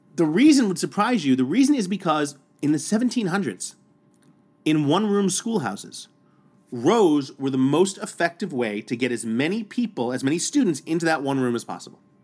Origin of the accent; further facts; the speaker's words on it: New York City, New York, United States; growing up in New York City public schools in Staten Island, New York